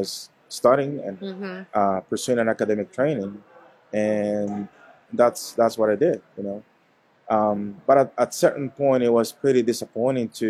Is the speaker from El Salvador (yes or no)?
yes; eastern El Salvador, El Salvador; born or raised there; moved away as an adult; now in Washington, D.C., United States